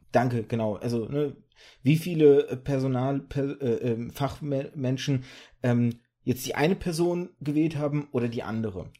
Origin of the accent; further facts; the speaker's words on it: Germany; also born or lived in birth town in Kazakhstan or Russia; ich war ein Jahr alt, als wir rübergezogen sind